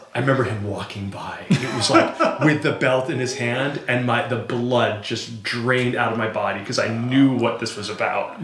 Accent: Montpelier, Vermont, United States; now in Cleveland, United States; in my in my hometown in Vermont, Montpelier

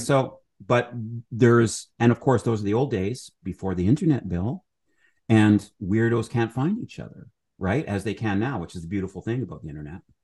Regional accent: Alberta, Canada; also born or lived in Edmonton / Calgary; I'm from Alberta

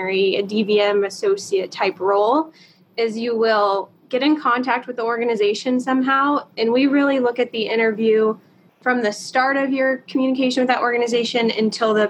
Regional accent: the Carolinas, United States; moved away; I am actually from the Carolinas

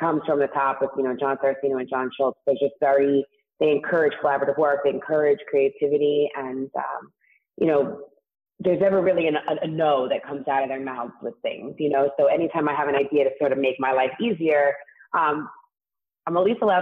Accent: New York City, New York, United States; accent: New York; I actually grew up in Staten Island

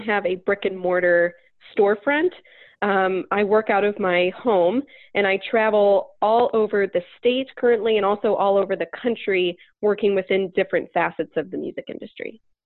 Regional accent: Northeast Ohio, United States; moved away; I'm from Northeast Ohio. I'm I'm from where I am now

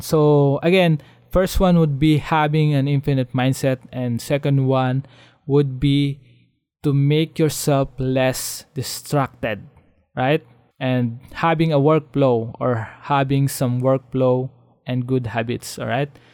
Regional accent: Philippines; as a Filipino, as living in the uh, developing country

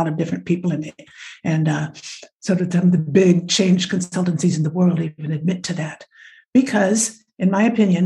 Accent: Nebraska, United States; moved away as an adult; now in France; my origins are American, the Midwest. I was born in Nebraska, and I now have been in France for well over half my life

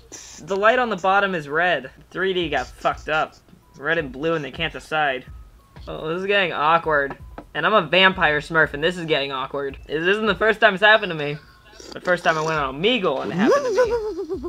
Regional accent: Florida, United States

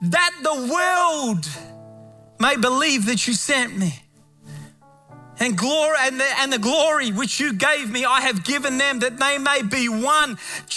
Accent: Australia; moved away; Australia back home

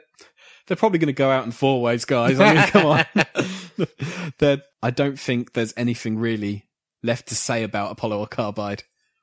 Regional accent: United Kingdom; We are British

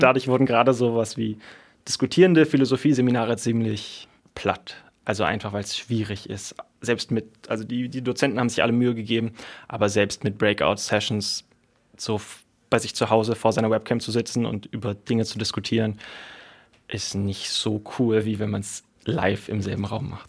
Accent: Berlin, Germany; Ich komme aus Berlin

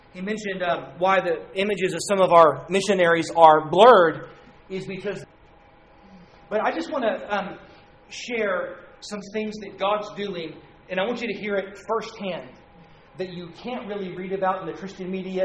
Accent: La Porte, Texas, United States; I was born in LaPorte, Texas, August 7th, 1974

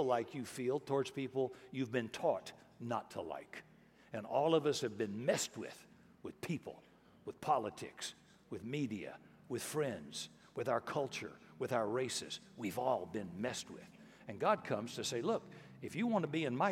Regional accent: Texas, United States; being Texan

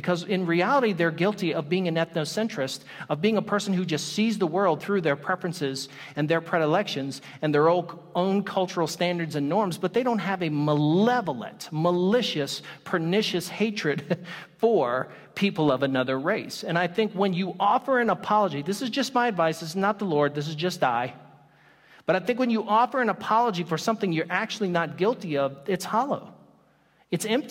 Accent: the South, United States; I come from the South

